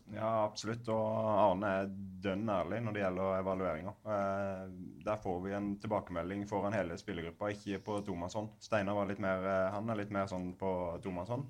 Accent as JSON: {"language": "Norwegian", "town": "Grimstad", "region": "Agder", "country": "Norway", "tie": "born or raised there", "moved": "yes", "said": "spille i toppen av førstedivisjonen i hjembyen min"}